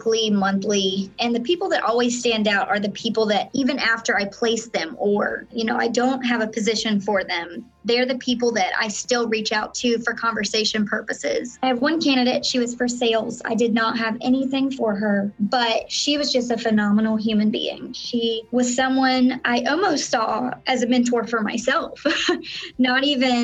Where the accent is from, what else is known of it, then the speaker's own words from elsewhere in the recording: Florida panhandle, United States; moved away as an adult; now in Orlando, United States; I was actually born and raised in Florida. I was actually born in the panhandle of Florida. So I grew up in a small town